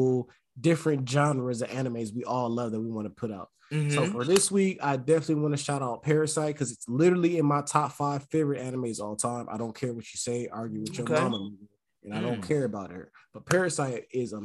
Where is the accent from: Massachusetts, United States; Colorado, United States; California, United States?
California, United States; I grew up in Cali.